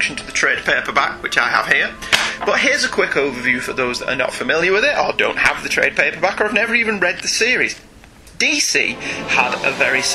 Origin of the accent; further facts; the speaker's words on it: United Kingdom; we are British